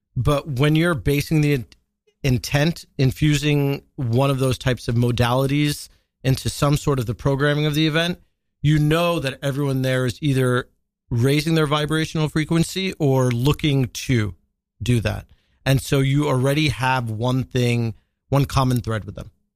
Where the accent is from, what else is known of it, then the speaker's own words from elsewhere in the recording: Long Island, New York, United States; also born or lived in Washington, D.C.; I grew up in Long Island, which is its own type of, uh, pressure cooker